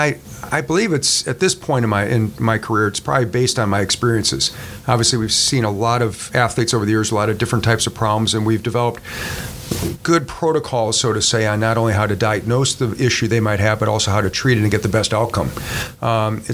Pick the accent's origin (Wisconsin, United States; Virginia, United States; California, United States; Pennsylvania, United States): Wisconsin, United States; Milwaukee; moved away as an adult; also born or lived in Mississippi / Charlotte; I was a kid that grew up in the Milwaukee area